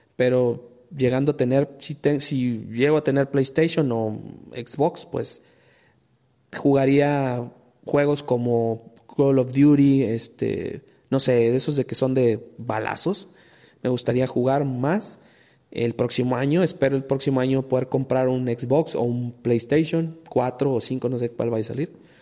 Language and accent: Spanish; Monterrey, Nuevo León, Mexico; los que somos de Monterrey